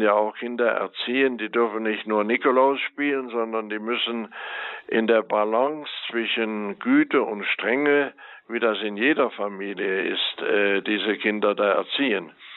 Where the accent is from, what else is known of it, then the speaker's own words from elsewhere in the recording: Rhineland, Germany; ich bin geborener Rheinländer